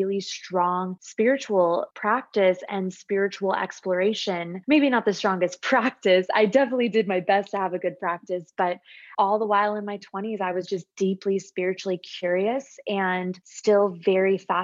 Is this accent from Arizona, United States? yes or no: yes; Phoenix, Arizona, United States; I'm born and raised in Phoenix, Arizona